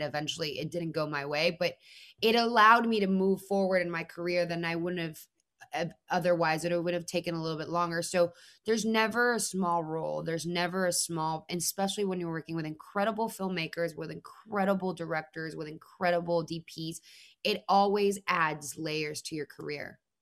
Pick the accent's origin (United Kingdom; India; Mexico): Mexico; moved away; I'm already a Mexican woman who's an immigrant